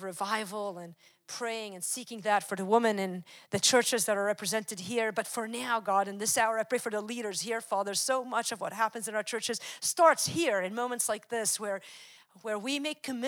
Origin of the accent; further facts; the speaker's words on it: Wisconsin, United States; I'm from Wisconsin.